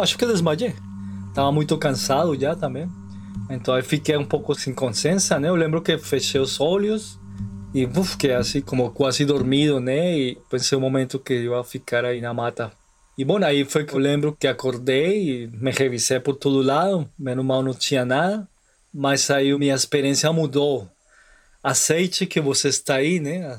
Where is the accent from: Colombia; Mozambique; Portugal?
Colombia; Portuguese is a second language; also born or lived in Brazil; Eu sou da Colômbia